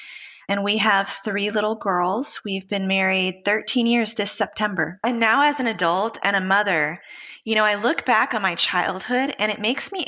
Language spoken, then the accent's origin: English; Austin, Texas, United States; born there; also born or lived in Memphis / Houston / Los Angeles; I was born in Austin, Texas. I'm the oldest of five daughters. We moved around a lot. I lived in Memphis, Tennessee, Houston, Texas, Los Angeles, California.